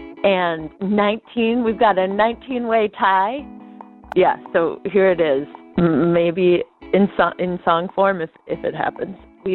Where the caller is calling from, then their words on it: Charlottesville, Virginia, United States; I'm calling you from Charlottesville, Virginia.